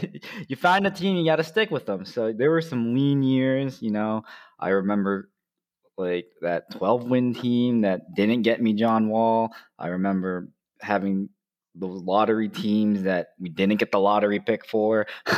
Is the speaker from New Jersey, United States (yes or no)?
yes; New Jersey, United States; I'm from New Jersey. I've lived in New Jersey most of my life.